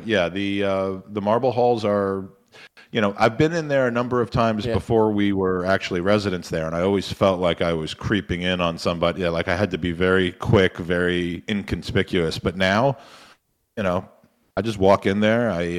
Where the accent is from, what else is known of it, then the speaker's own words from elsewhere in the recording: England, United Kingdom; Proper English people like me, I mean, you can tell, you know, I was born in England. I've never left England, clearly with my accent.